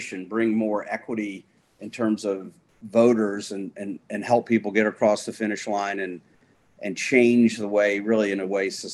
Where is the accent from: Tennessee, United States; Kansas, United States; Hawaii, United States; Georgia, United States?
Georgia, United States; Atlanta; I grew up in Atlanta, Georgia